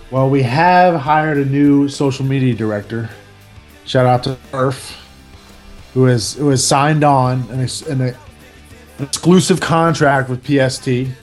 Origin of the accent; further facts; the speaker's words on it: Louisiana, United States; moved away; My home state of Louisiana.